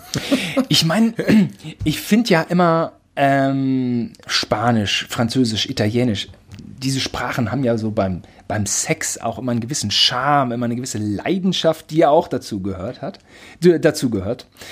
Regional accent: Germany; ich bin Deutscher

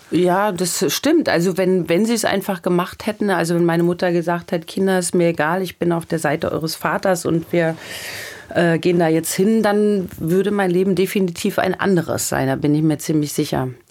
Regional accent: Michelstadt, Hesse, Germany; moved away; in meiner Heimatstadt Michelstadt

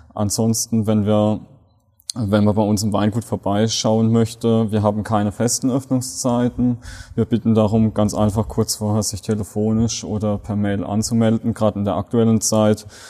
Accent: Rhineland-Palatinate, Germany; von uns Pfälzern

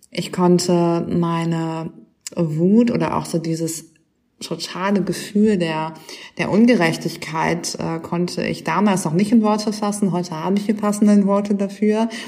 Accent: Düsseldorf, North Rhine-Westphalia, Germany; moved away as an adult; also born or lived in Nijmegen, Netherlands; now in Berlin, Germany; also ich komme ursprünglich aus Düsseldorf.

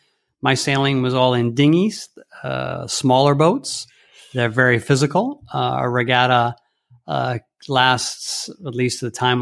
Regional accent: Rome, Lazio, Italy; Yeah, I was born in Rome on June 2nd, which in fact is a funny thing because it's a national holiday, the Festa della Repubblica, And my parents were living there at the time. And actually, we lived there for many years to follow.

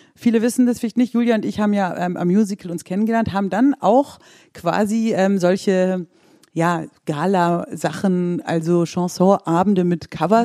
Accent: Swabia, Baden-Württemberg, Germany; ich bin ja ähm, aus dem Schwabenländle

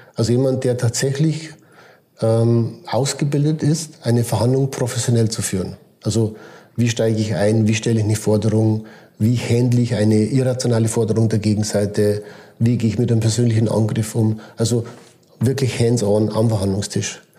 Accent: Switzerland

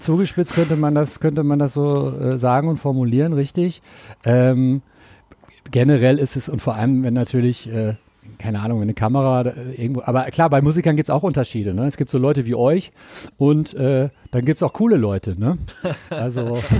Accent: Ruhr area, North Rhine-Westphalia, Germany; now in Cologne, Germany; ich komme aus dem Pott

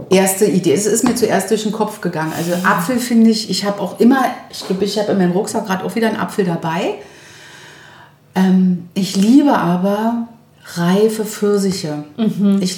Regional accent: Berlin, Germany; Berlinerin zu sagen, ich muss mir das selber sagen, alles, alles wird gut.

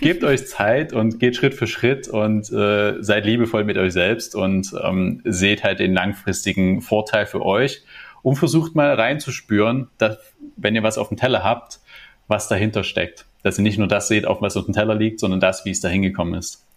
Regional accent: Germany; bei uns in Deutschland

